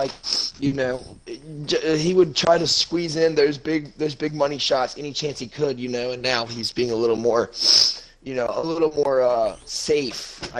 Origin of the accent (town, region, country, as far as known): North Carolina, United States; born or raised there